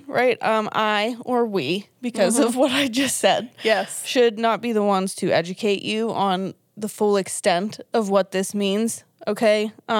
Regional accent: Pittsburgh, Pennsylvania, United States; We are obviously from Pittsburgh, PA, as we have said possibly a trillion times. We're here in Pennsylvania.

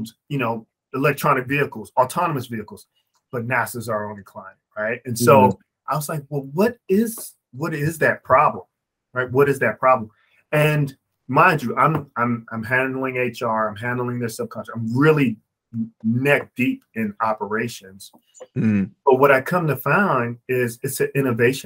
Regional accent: Maryland, United States; my home state of Maryland

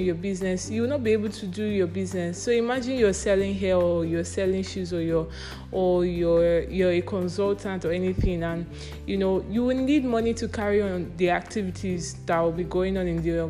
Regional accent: Nigeria; I'm a Nigerian.

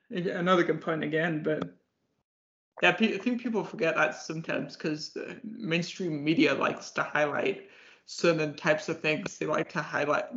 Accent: England, United Kingdom; moved away; I'm originally from England

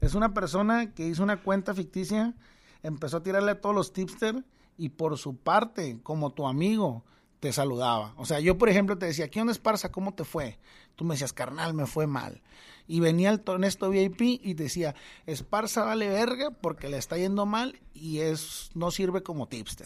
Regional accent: Tijuana, Baja California, Mexico; moved away as an adult; now in Monterrey, Mexico; soy de Tijuana

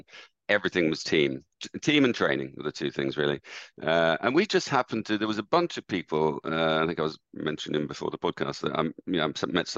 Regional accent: Dublin, Leinster, Ireland; moved away as an adult; also born or lived in United Kingdom; I was brought up in Ireland and went to school in Dublin, university in Dublin

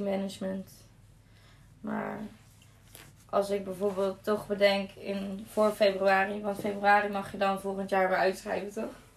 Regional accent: Zaltbommel, Gelderland, Netherlands; ik ben eh, geboren in Zalbommel. En eh, ja, weer terug in Zalbommel eigenlijk

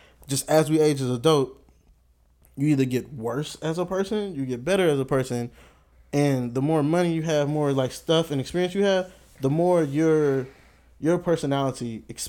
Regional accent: Houston, Texas, United States; Wasn't born here. I was born in Houston

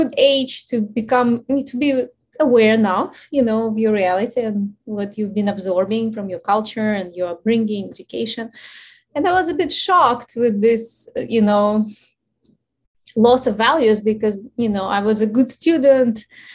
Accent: Ukraine; English is a second language; moved away; So obviously you hear my accent. So I'm originally from Ukraine, and I was born at the time when the Ukraine was still part

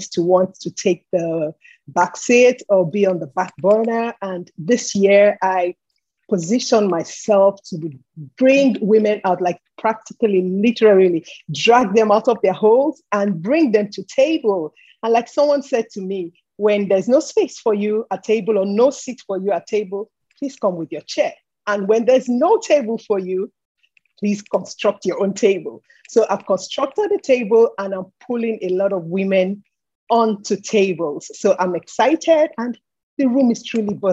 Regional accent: Nigeria; I'm from Nigeria. I'm based in Nigeria

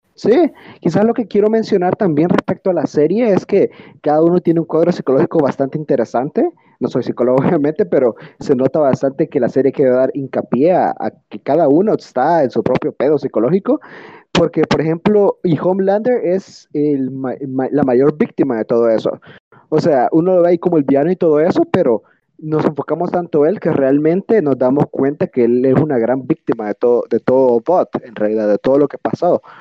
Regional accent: El Salvador; en El Salvador, en mi país

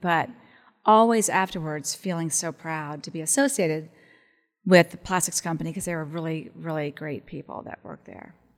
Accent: Columbus, Ohio, United States; I was from Columbus

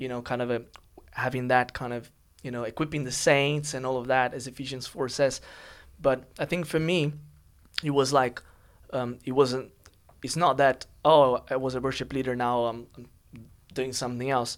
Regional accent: São Paulo, Brazil; English is a second language; moved away as an adult; now in London, United Kingdom; I'm from Brazil

